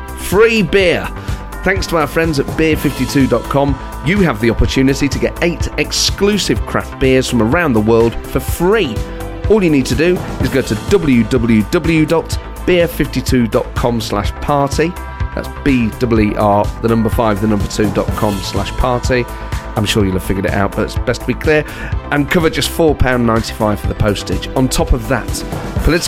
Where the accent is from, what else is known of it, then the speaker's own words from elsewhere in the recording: Nottingham, East Midlands, United Kingdom; accent: Nottingham; my Nottingham accent